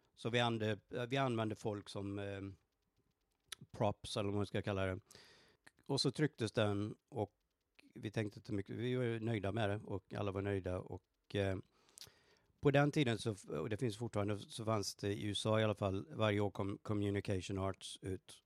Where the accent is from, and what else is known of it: Borås, Västra Götaland, Sweden; born or raised there; moved away as an adult; also born or lived in Stockholm, Sweden; now in Dallas, United States